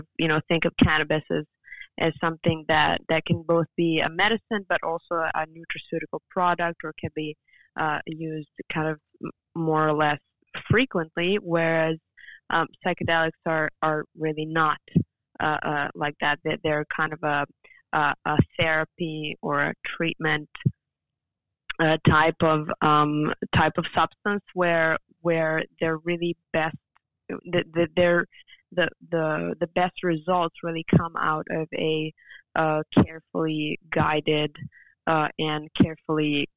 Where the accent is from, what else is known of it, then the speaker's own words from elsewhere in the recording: Serbia; moved away; also born or lived in France; I was raised in Serbia and then studying in France